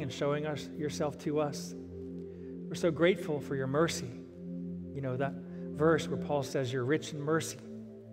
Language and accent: English; Ohio, United States; also born or lived in Virginia / South Florida; now in Nashville, United States; I was born and raised in Ohio. Most of our lives were in Virginia.